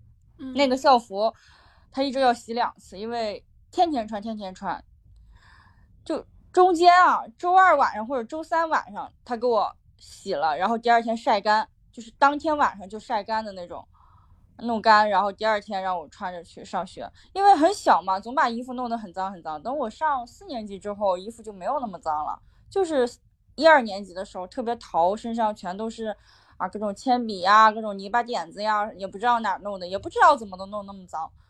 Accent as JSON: {"language": "Chinese", "region": "North China", "country": "China", "tie": "born or raised there", "said": "我从我的小时候在北方，我大学在北方，在东北，然后。现在又回到山东，就一直在北方这个环境下"}